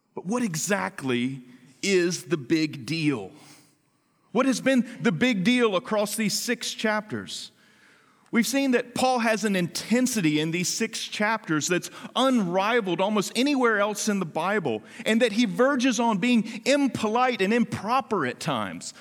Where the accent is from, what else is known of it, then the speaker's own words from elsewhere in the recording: the South, United States; moved away; also born or lived in Washington, D.C.; I grew up in the South where khaki pants are part of a uniform that you conform